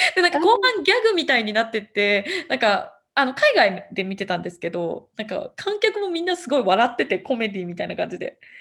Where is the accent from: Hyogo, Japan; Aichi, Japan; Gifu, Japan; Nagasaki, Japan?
Gifu, Japan; moved away as an adult; now in São Paulo State, Brazil; 岐阜県出身